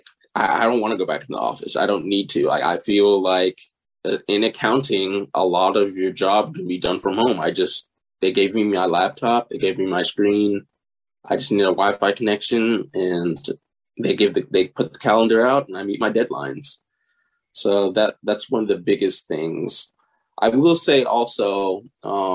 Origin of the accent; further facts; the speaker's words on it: Houston, Texas, United States; I was born and raised in Houston, Texas